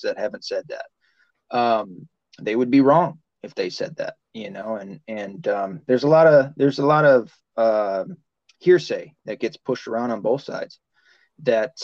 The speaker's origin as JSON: {"language": "English", "region": "the South", "country": "United States", "tie": "born or raised there", "said": "I was raised in the South"}